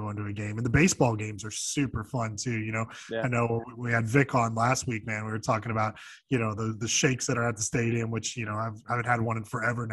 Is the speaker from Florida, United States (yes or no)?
yes; South Florida, United States; for us South Floridians